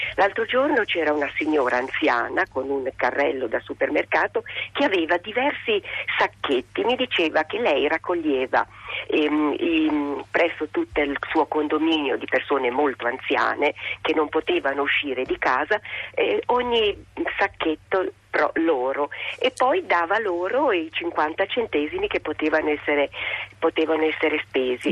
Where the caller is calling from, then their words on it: Rome, Lazio, Italy; moved away as an adult; Io chiamo da Bolzano, mi sono trasferita qui da Roma eh, circa vent'anni fa